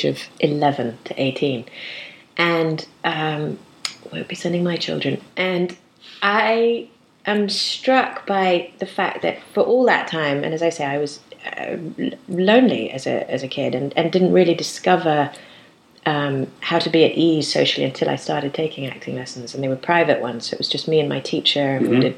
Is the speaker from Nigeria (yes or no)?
no; England, United Kingdom; I'm English